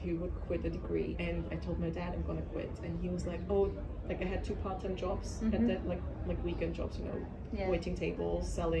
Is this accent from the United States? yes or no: no; Austria; we're both from Austria.